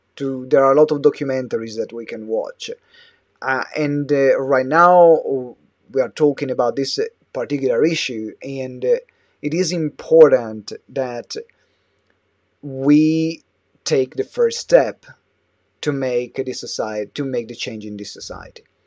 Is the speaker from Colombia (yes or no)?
no; Italy; moved away as an adult; now in London, United Kingdom; I moved away from Italy